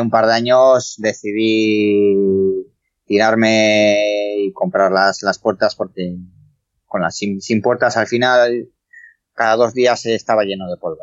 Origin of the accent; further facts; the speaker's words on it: Spain; nací aquí en España